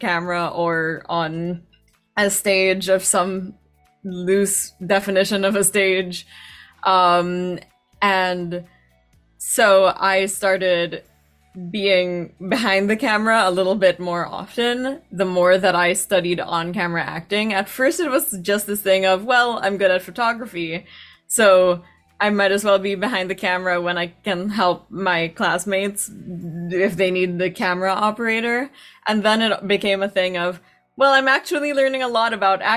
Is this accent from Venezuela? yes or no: no; Metro Manila, Philippines; moved away as an adult; now in New York, United States; from the Philippines originally. That's where I was born. That's where I grew up.